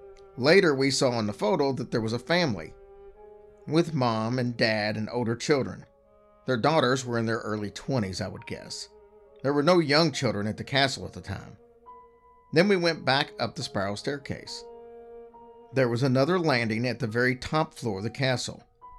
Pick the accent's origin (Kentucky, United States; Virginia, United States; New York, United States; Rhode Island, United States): Kentucky, United States; Louisville; We grew up in Louisville, Kentucky, but we've gone traveling on girlfriend trips almost every year.